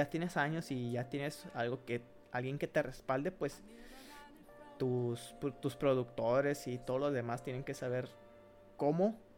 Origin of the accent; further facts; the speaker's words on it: Mexico; Somos mexicanos